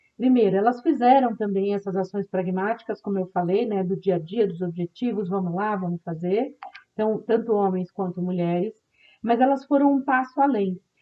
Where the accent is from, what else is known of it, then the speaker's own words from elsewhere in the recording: Brazil; como brasileiros e brasileiras que vivem nesse país